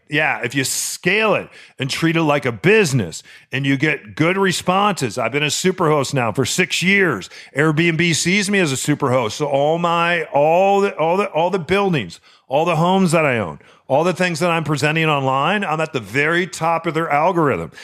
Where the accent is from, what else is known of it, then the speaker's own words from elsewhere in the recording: Chicago, Illinois, United States; I was born in Chicago